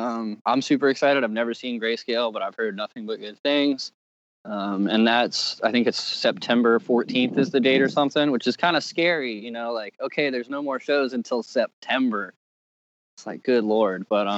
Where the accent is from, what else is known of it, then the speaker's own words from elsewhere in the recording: Richmond, Virginia, United States; Cause when I was growing up in Richmond, it was all about the hardcore scene.